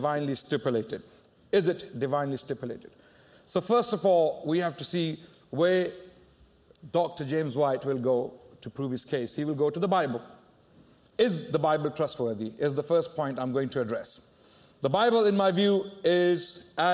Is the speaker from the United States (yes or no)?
no; Pakistan; I come from Pakistan